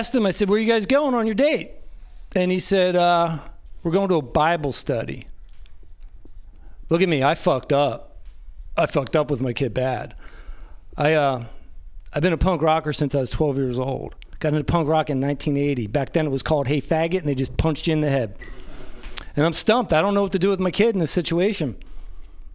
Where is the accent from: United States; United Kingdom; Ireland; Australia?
United States; New Jersey; I'm from New Jersey.